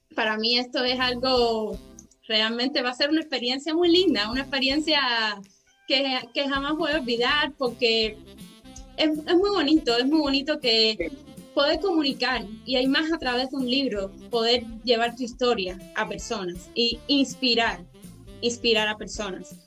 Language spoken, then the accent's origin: Spanish; Cuba; now in Montreal, Canada; nací en Cuba